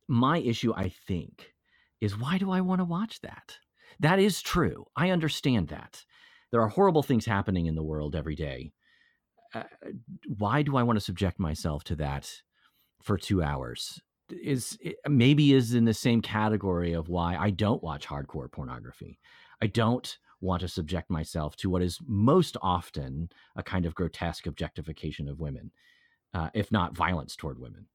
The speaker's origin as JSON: {"language": "English", "region": "Texas", "country": "United States", "said": "I'm from Texas"}